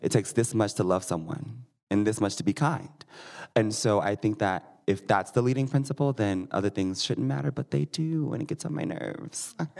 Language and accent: English; Missouri, United States; now in Denver, United States; I am from Missouri